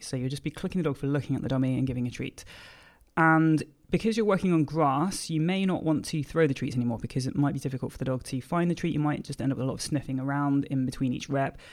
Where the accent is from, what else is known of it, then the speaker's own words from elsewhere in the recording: United Kingdom; I'm a British force free Gundog trainer